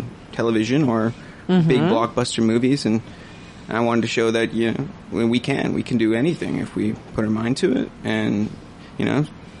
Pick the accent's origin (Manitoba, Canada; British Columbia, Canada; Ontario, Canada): British Columbia, Canada; Hazelton; moved away as an adult; now in Prince George, Canada; where I was from in Hazleton, BC